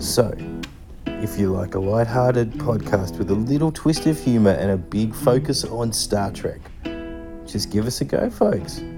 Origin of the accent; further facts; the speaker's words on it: Australia; I'm from Australia.